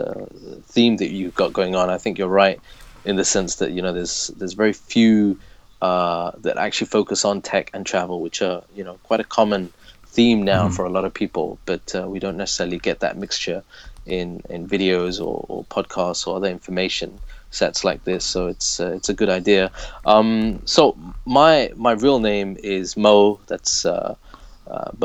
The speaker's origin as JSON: {"language": "English", "town": "Leicester", "region": "East Midlands", "country": "United Kingdom", "tie": "born or raised there", "moved": "as an adult", "lives_now": "Abu Dhabi, United Arab Emirates", "said": "I'm originally from Leicester, born and raised, which is in the East Midlands of the UK"}